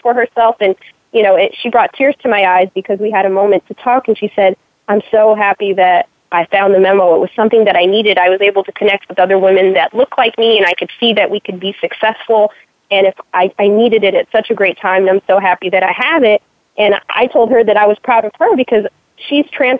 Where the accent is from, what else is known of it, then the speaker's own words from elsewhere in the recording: California, United States; moved away; also born or lived in Chicago, Illinois; I grew up in California and later in Chicago